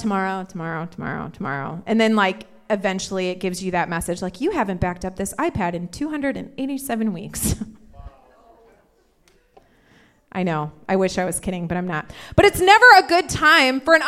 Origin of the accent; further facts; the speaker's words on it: Indiana, United States; I'm from Indiana, but I like to pretend I'm from California.